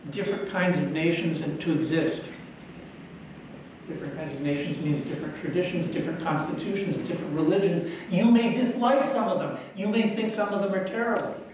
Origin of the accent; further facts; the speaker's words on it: Israel; English is a second language; I'm from Israel.